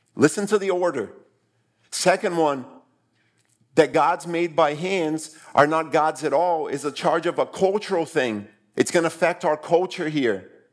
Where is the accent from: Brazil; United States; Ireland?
Brazil; moved away; I grew up in Brazil